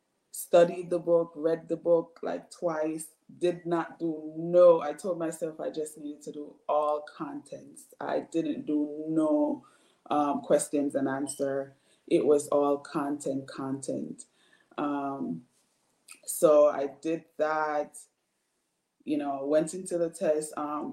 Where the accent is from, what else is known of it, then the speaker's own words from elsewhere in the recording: Bridgeport, Connecticut, United States; I'm from Bridgeport, Connecticut.